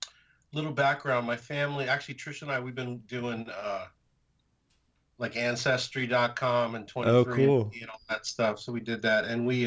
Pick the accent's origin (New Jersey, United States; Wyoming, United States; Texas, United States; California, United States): California, United States; San Jose; also born or lived in San Francisco; In San Jose. I was born in San Francisco.